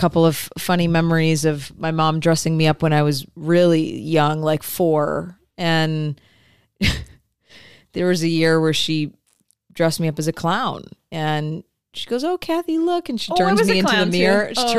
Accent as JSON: {"language": "English", "region": "Michigan", "country": "United States", "tie": "born or raised there", "said": "So I grew up in Michigan."}